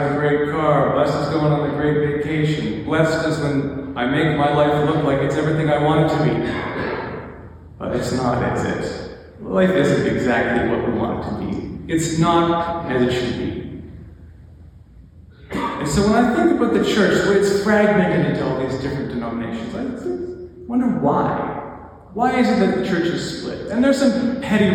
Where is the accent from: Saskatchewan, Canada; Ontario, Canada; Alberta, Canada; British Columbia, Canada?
Alberta, Canada; Lacombe; I grew up in Lacombe, which is basically the Bible Belt of Alberta